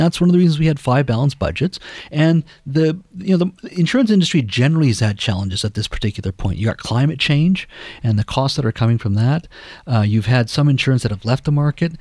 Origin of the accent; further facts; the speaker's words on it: Williams Lake, British Columbia, Canada; also born or lived in Beijing, China / Delhi, India; now in Richmond, Canada; my hometown of Williams Lake